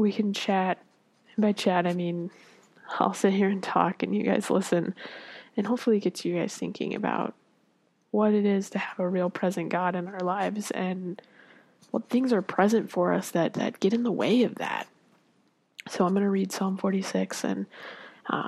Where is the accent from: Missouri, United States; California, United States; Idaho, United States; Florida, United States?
Florida, United States; I grew up in Florida